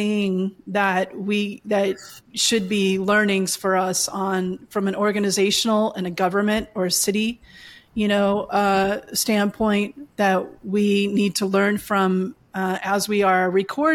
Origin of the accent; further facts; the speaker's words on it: Pacific Northwest, United States; also born or lived in Portland, Oregon / Spokane, Washington / Yakima, Washington; I do consider myself a Northwest girl